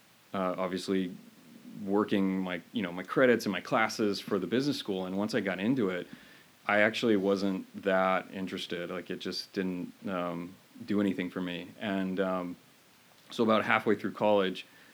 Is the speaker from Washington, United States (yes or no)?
yes; Mukilteo, Washington, United States; also born or lived in Mill Creek, Washington; I grew up in Mukilteo, and that's where my parents are from still